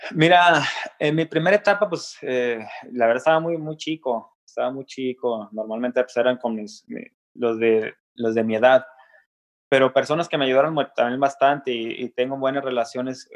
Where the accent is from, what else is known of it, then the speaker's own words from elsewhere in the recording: Mexico; desde el rancho de donde soy, originario de Nuevo León, Coahuila